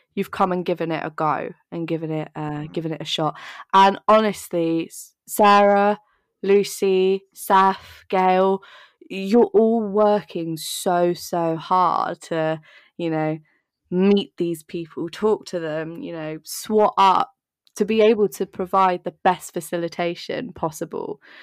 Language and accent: English; Dorset, South West England, United Kingdom; now in London, United Kingdom; I grew up in Dorset